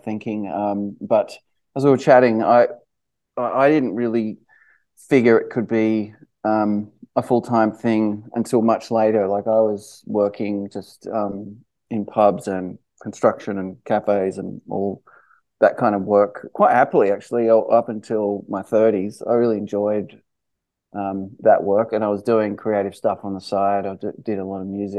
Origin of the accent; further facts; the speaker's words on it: Sydney, New South Wales, Australia; moved away as an adult; now in Los Angeles, United States; I grew up in Sydney and Balmain.